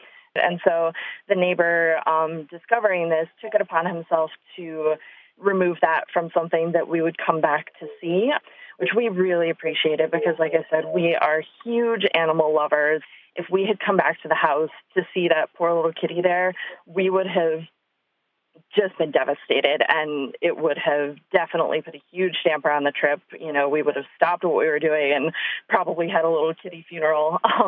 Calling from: Chicago, Illinois, United States; I am from Chicago.

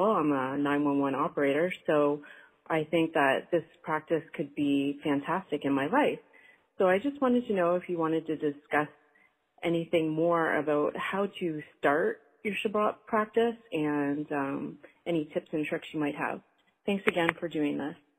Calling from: Canada; I'm calling from Canada.

